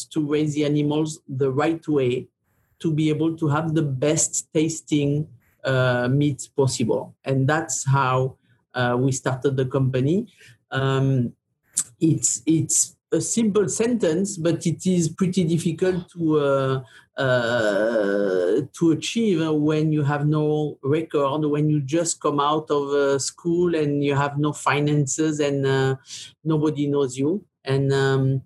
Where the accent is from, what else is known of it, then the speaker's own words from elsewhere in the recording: Gascony, Nouvelle-Aquitaine, France; moved away; I come from Southwest France. Gascogne is the name of the province, of the region there.